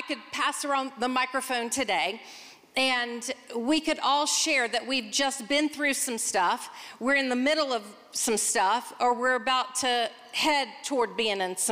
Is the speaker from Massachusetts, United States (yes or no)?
no; Charlotte, North Carolina, United States; I'm from Charlotte, North Carolina